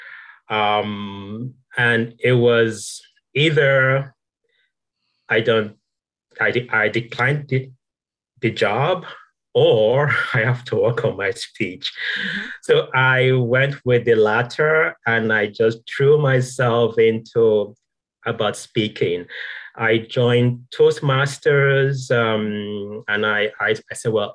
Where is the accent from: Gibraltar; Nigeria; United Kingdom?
Nigeria; moved away; there is a way in Nigeria, some sounds that we don't emphasize.